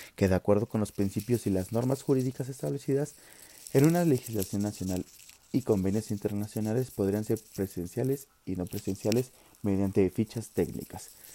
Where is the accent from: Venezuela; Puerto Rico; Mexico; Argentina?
Mexico; como mexicanos